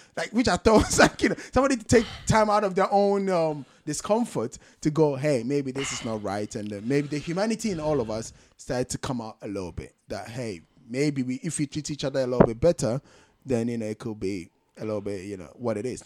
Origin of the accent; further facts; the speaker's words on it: Ghana; moved away; I'm a Ghanaian born and bred, full-fledged